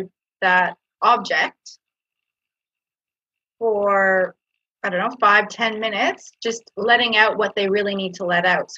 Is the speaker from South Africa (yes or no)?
no; Canada; now in Australia; I come from Canada originally, grew up in Canada, but I was born in Australia, and now I live back in Australia